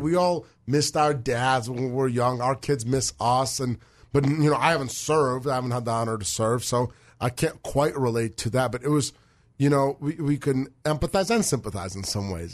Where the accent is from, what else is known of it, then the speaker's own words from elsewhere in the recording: Moscow, Russia; now in United States; We're from Moscow.